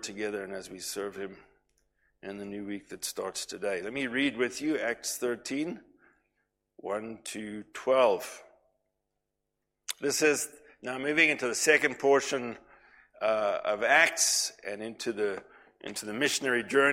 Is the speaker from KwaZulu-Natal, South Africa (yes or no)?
yes; KwaZulu-Natal, South Africa; moved away; when we were growing up in Natal